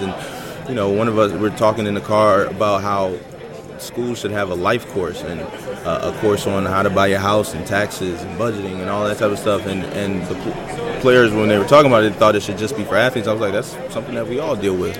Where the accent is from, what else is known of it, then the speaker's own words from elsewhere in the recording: Baltimore, Maryland, United States; moved away as an adult; also born or lived in Philadelphia, Pennsylvania; I'm from Baltimore, Maryland originally